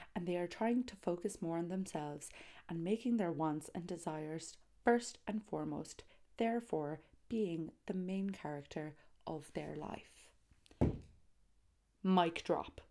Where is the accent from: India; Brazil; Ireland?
Ireland; Tralee, Munster; Tralee, County Kerry